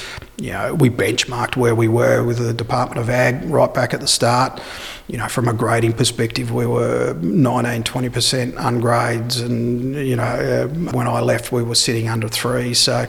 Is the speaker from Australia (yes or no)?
yes; Naracoorte, South Australia, Australia; born there; And myself, I was born here in Narracourt, so I am a South Australian at heart.